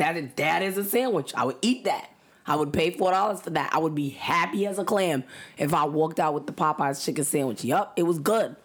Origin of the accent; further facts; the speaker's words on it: New York, United States; I've been in New York my entire life.